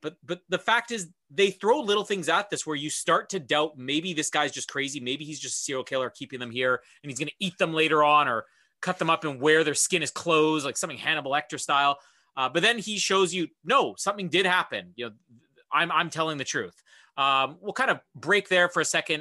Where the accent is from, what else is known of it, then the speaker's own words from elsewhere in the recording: Canada; I'm Canadian